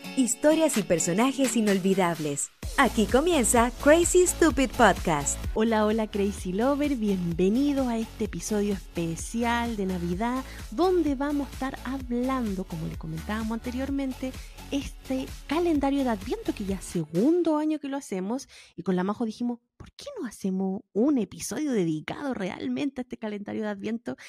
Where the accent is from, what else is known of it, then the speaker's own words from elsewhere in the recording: Valparaíso, Chile; moved away; como buena porteña Valparaíso